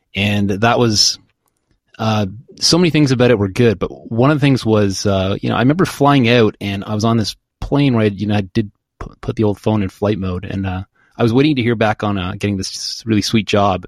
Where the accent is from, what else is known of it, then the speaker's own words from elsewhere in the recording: Oshawa, Ontario, Canada; also born or lived in Kingston, Ontario; I grew up in Oshawa, started the band in Kingston and stayed a few years after.